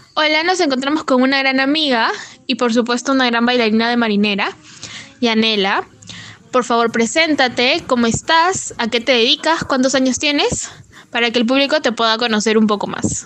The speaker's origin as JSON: {"language": "Spanish", "town": "Trujillo", "region": "La Libertad", "country": "Peru", "said": "ser trujillana"}